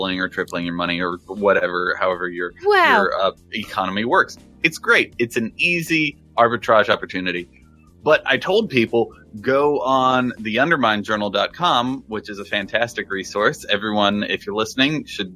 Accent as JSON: {"language": "English", "region": "Texas", "country": "United States", "tie": "born or raised there", "said": "I was born in Texas"}